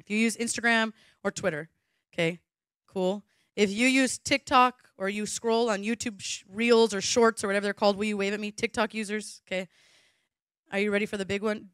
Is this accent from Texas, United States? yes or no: no; Southern California, United States; moved away; I'm from Southern California